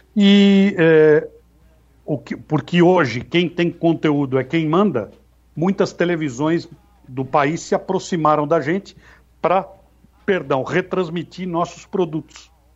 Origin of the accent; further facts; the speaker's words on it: São Paulo, Brazil; Minha casa na Paz Andrade, na aclimação, onde eu residia, Colégio Anglo Latino, onde eu estudei a minha vida inteira